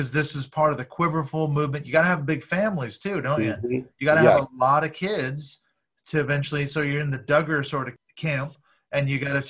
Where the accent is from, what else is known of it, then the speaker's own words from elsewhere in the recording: Washington, United States; He comes out of my home state, Washington, actually.